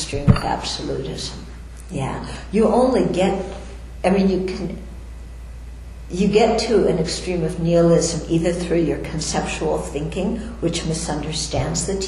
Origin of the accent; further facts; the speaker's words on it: United States; I'm an American, I'm a woman, I'm a nun, I'm Caucasian, I'm from Jewish background